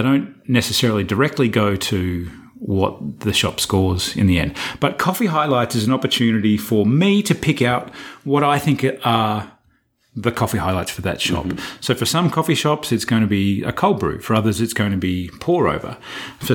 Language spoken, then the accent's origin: English; Australia; moved away; I'm being too Australian, too frank